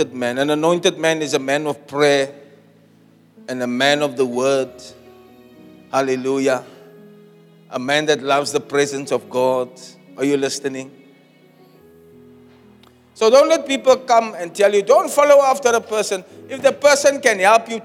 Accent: Uitzicht, Western Cape, South Africa; also born or lived in Elsies River; I was born in Elsies. I grew up in Uitzicht and I live near Chestnut Place.

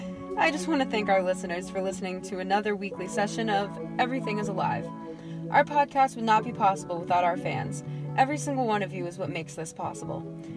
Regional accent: Boston, Massachusetts, United States; Well, I am from Boston

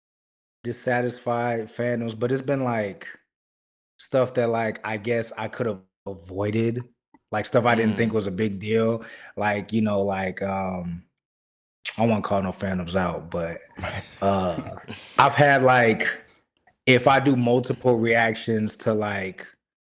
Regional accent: Chicago, Illinois, United States; I'm from Chicago

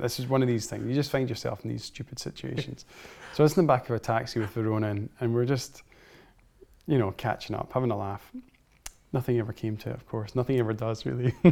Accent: Scotland, United Kingdom; growing up in Scotland, and Scotland's such a wonderful place to grow up

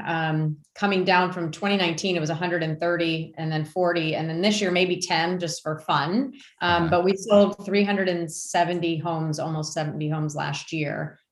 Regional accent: Warren, Michigan, United States; moved away as an adult; also born or lived in Grosse Pointe, Michigan / Harper Woods, Michigan; now in North Carolina, United States; I grew up in Warren, and we were in Grosse Pointe at the time

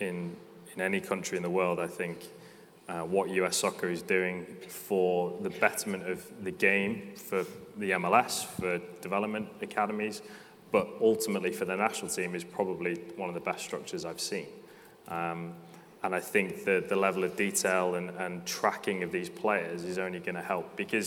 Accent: Wales, United Kingdom; I'm Welsh

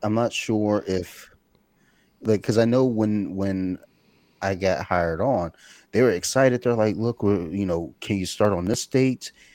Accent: Detroit, Michigan, United States; I was born in Detroit, Michigan in nineteen seventy-eight

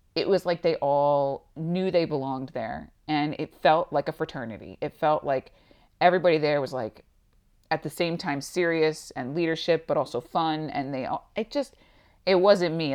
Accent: Long Island, New York, United States; moved away as an adult; now in Tucson, United States; I am originally from New York, actually on Long Island.

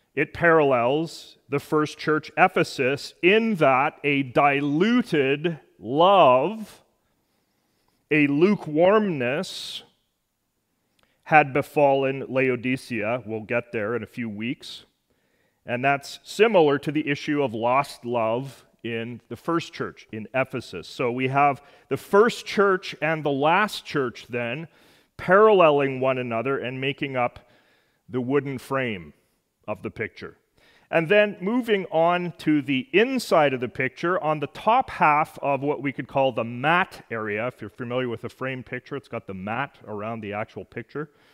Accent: Edmonton, Alberta, Canada; my hometown, Edmonton

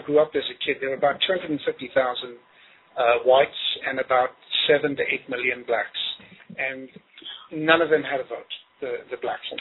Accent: Zimbabwe; moved away; I grew up in in Zimbabwe, which used to be Rhodesia

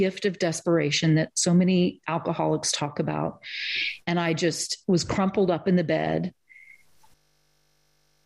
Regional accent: Eastern Kentucky, United States; moved away; also born or lived in Germany / Cambridge, Massachusetts; I'm from Eastern Kentucky

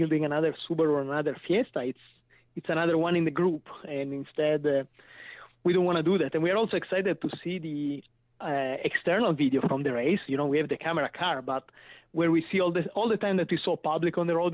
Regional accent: Chivasso, Piedmont, Italy; English is a second language; moved away as an adult; now in United States; I came from Turin, and actually my city is Chivasso, that is the city where the Lancia was. So I grew up here in the Lancia Delta testing

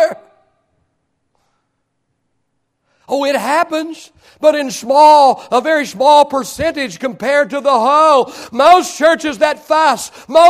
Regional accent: Oklahoma, United States; I was raised in Oklahoma.

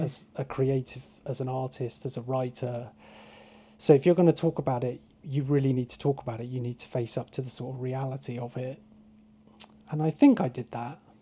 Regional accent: Truro, South West England, United Kingdom; I grew up in Truro, so I didn't grow up on the coast.

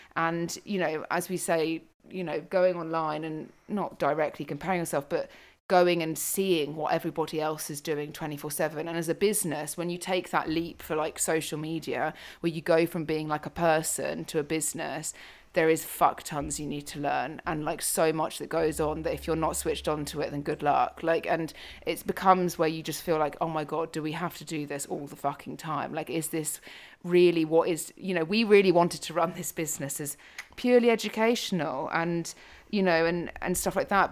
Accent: United Kingdom; moved away as an adult; now in Africa; being British, moving to Africa.

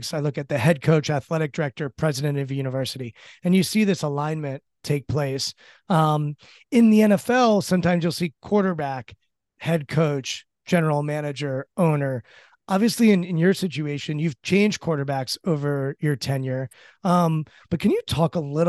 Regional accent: Washington, District of Columbia, United States; I'm from Washington, D.C.

